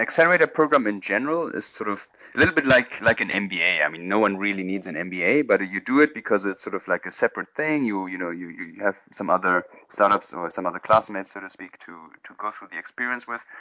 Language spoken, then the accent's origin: English; Berlin, Germany; moved away as an adult; also born or lived in London / India; I'm originally from Berlin.